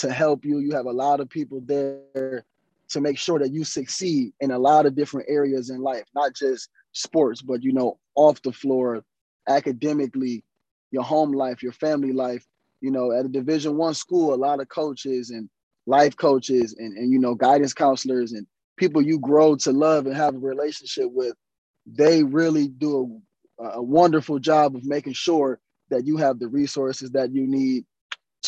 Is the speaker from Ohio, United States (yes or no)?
yes; Cleveland, Ohio, United States; also born or lived in Stony Brook, New York; I'm from Cleveland, Ohio